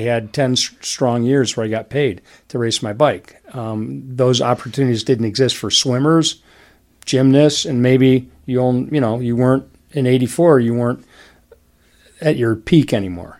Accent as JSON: {"language": "English", "town": "Detroit", "region": "Michigan", "country": "United States", "tie": "born or raised there", "said": "I grew up in Detroit"}